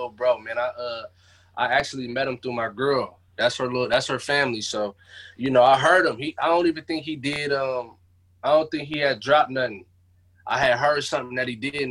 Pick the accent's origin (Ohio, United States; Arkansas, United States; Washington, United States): Washington, United States; Seattle; The Central District, man, the most gentrified place in Seattle right now